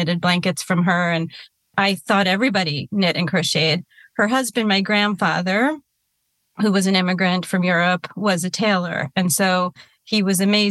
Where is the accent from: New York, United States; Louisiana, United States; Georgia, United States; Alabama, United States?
New York, United States; I grew up in New York